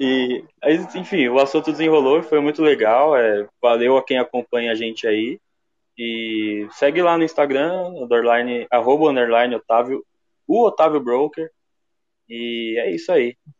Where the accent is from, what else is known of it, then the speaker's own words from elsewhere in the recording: São Paulo, Brazil; eu sou da Zona Leste de São Paulo